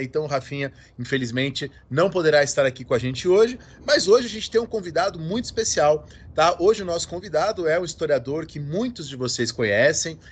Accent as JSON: {"language": "Portuguese", "town": "São José dos Campos", "region": "São Paulo", "country": "Brazil", "tie": "born or raised there", "moved": "yes", "lives_now": "Brasília, Brazil", "said": "eu cresci em São José dos Campos"}